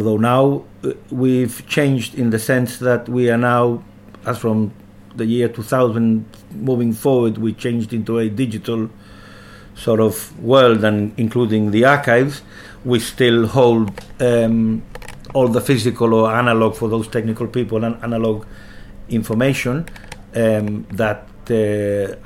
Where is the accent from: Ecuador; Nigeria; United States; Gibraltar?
Gibraltar